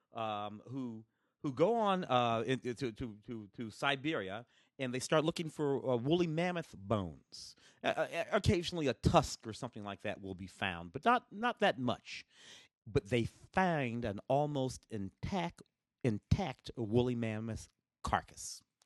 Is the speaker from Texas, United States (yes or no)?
no; St. Louis, Missouri, United States; also born or lived in Tennessee; now in Los Angeles, United States; I was born in Tennessee, grew up in St. Louis